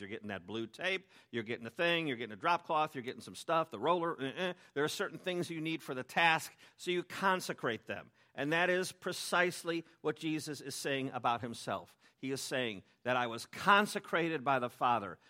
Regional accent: Chicago, Illinois, United States; I'm from Chicago, and, uh, people in Chicago hate fake things

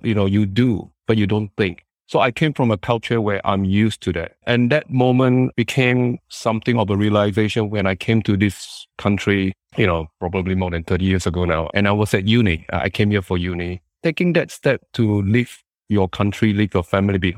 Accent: Singapore; I {S0} came from Singapore.

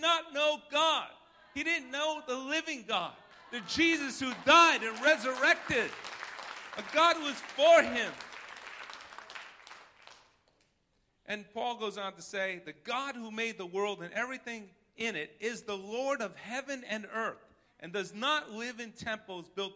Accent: Rhode Island, United States; accent: New York; I'm from Rhode Island

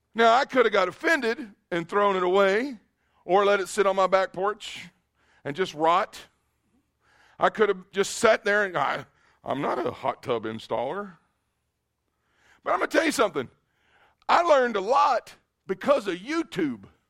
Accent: Kentucky, United States; moved away; I am a redneck from Kentucky, born and raised

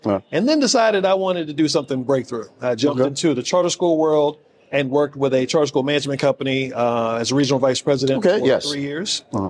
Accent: Virginia, United States; I'm from Virginia.

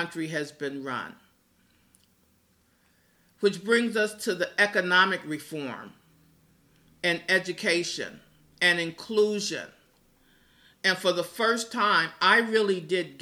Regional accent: Gary, Indiana, United States; my hometown of Gary, Indiana

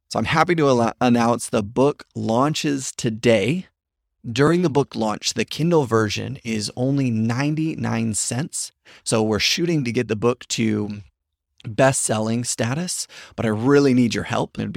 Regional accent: Papua New Guinea; So we never saw them growing up in Papua New Guinea.

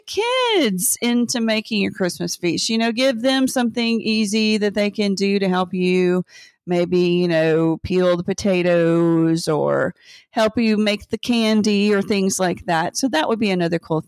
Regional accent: the South, United States; I grew up in the South

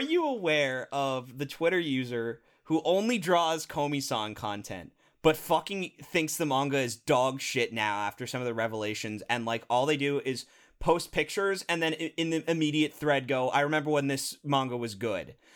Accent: United States; we're American

